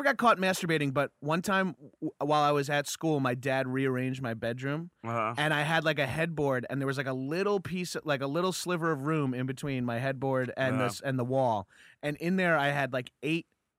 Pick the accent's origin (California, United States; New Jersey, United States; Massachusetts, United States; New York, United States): New York, United States; Freeport; I grew up in Freeport, but my family lives in Belmore now.